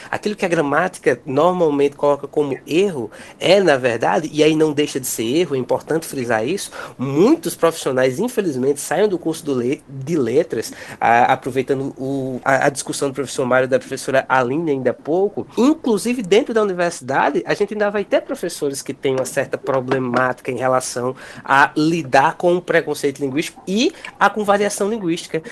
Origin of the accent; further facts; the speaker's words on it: Brazil; nós enquanto brasileiros